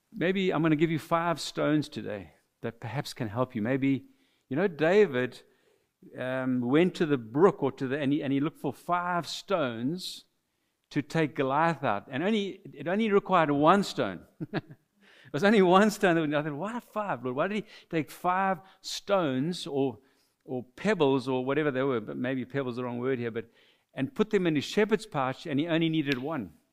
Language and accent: English; Mauritius; first language French; English is a second language; now in South Africa; we're from South Africa, but we are natives of the island of Mauritius, so we are immigrants to South Africa. We are French speaking origin